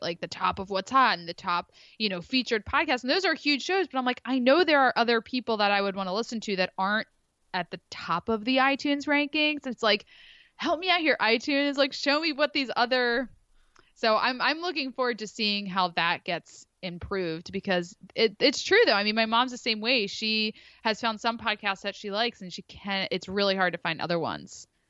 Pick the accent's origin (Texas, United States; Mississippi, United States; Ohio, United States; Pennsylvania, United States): Pennsylvania, United States; Philadelphia; moved away as an adult; now in Rhode Island, United States; grew up in the Philly area, but, uh, transplanted up to Rhode Island